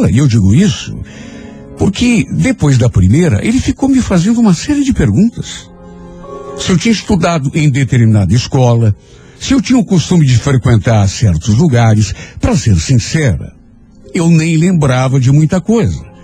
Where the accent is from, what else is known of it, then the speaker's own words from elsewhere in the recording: Ribeirão do Pinhal, Paraná, Brazil; moved away as an adult; Principalmente amigos que eu tinha deixado lá na minha cidade. Eu sou de Ribeirão do Pinhal. Vim de lá logo depois que me casei. Na época estava com 27 anos e já estava grávida do meu primeiro filho.